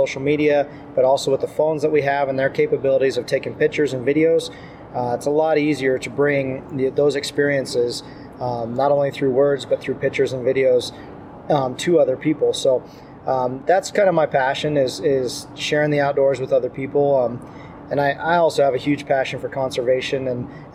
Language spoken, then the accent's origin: English; Southwest Colorado, United States; I grew up in Southwest Colorado, the mountains of Southwest Colorado